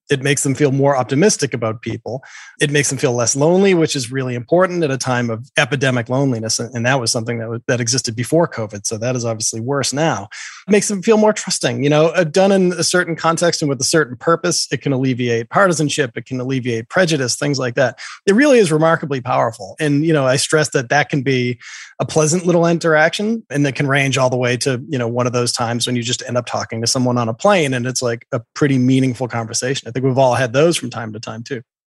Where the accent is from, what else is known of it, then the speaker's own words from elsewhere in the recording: Boston, Massachusetts, United States; I grew up in Boston.